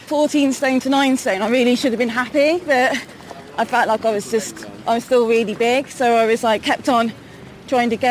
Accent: Malvern, West Midlands, United Kingdom; moved away as an adult; now in Worcester, United Kingdom; I was originally from Malvern, which is not that far from Worcester

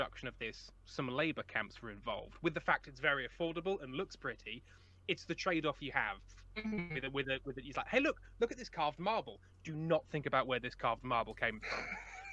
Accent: Watford, East of England, United Kingdom; moved away; I'm originally from just outside of London in a beautiful town of Watford.

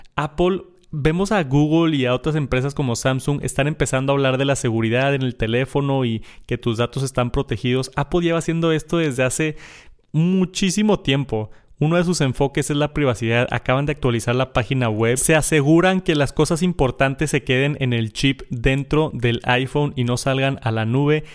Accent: Monterrey, Nuevo León, Mexico; yo soy de Monterrey

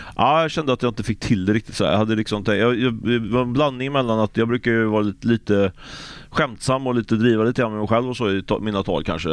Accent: Ljungskile, Västra Götaland, Sweden; jag kommer från Ljungskile också

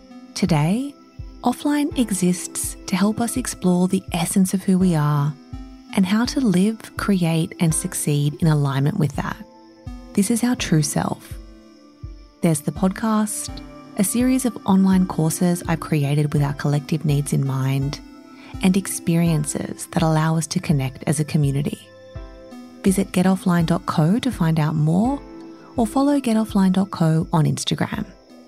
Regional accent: Australia; I'm Australian and I live here

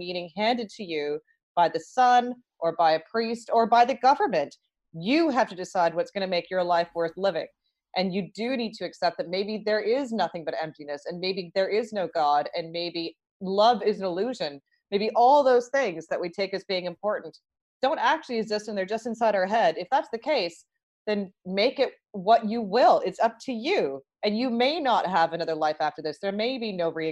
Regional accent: Toronto, Ontario, Canada; I grew up in Toronto

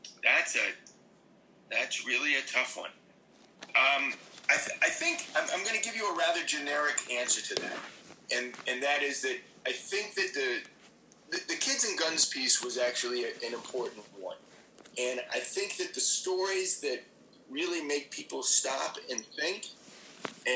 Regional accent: New York City, New York, United States; also born or lived in Washington, D.C. / Miami; I lived there till I was 9, till we moved back to New York

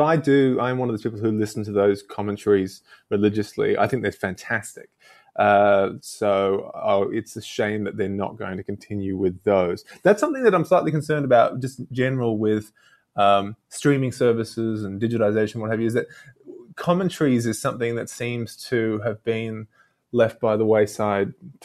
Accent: Australia; as an Australian to have grown up with him

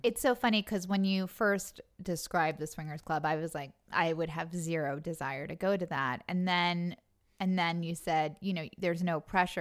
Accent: Long Island, New York, United States; I'm from Long Island

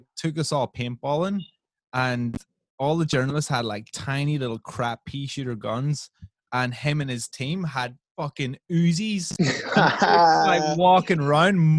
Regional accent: Northern Ireland, United Kingdom; I come from Northern Ireland

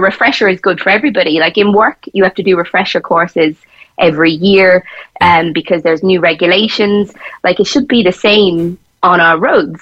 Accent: Tipperary, Munster, Ireland; moved away as an adult; now in Cork, Ireland; when I first moved down to Cork, a lot of my friends were we, we're from Tipperary

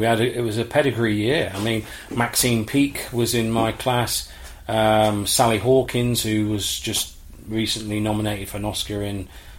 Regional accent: Leicester, East Midlands, United Kingdom; I was born in Leicester.

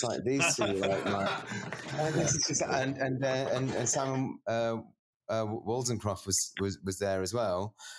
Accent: Edinburgh, Scotland, United Kingdom; Oh, that's right. Yeah. I'm an Edinburgh man.

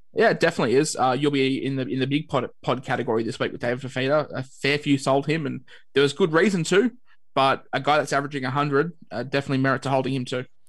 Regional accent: Queensland, Australia; as a Queenslander

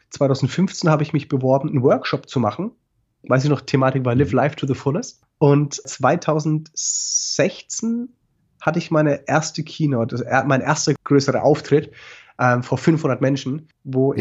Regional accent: Franconia, Bavaria, Germany; accent: Franconian; meinen fränkischen Akzent

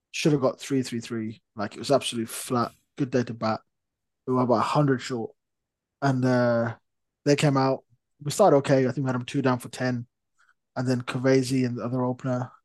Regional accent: Warwickshire, West Midlands, United Kingdom; we grew up playing together in Warwickshire

